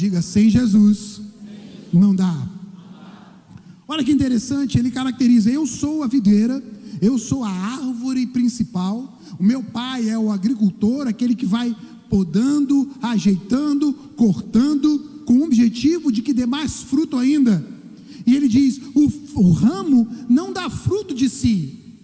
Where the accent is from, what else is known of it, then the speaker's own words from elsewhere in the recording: Brazil; nós somos cidadãos, sim, nós somos brasileiros